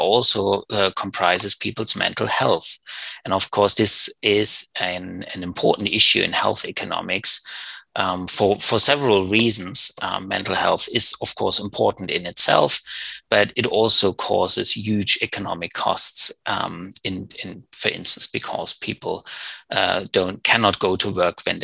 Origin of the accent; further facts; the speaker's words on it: Germany; moved away; also born or lived in Berlin; Originally I come from Germany, and I studied economics in Berlin